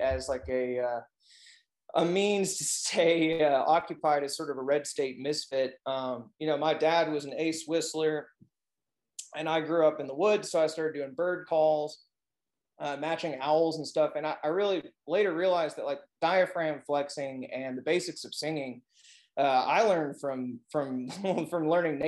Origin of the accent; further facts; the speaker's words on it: Arkansas, United States; moved away as an adult; I kind of got out of Arkansas and did things